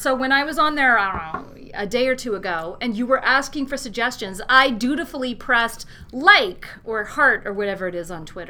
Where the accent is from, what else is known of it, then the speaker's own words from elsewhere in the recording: California, United States; I grew up in California